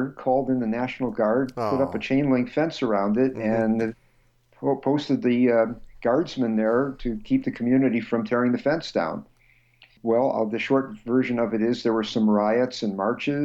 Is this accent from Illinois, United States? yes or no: yes; Chicago, Illinois, United States; moved away; also born or lived in Berkeley, California; I grew up in Chicago